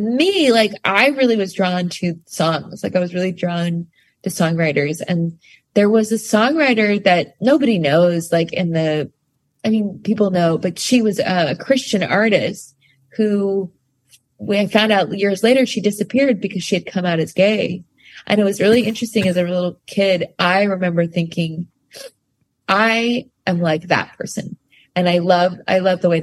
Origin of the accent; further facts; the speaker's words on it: rural Pennsylvania, United States; also born or lived in Staten Island, New York; we grew up very in rural Pennsylvania after we left the city. Like I was born in Staten Island, and then I grew up in a tiny town, like didn't have a red light